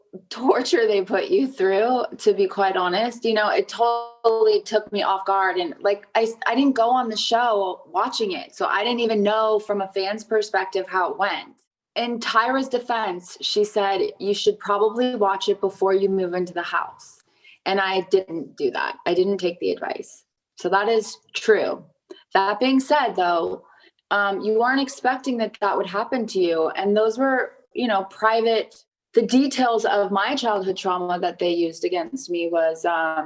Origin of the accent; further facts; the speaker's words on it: Los Angeles, California, United States; I'm born and raised in Los Angeles, California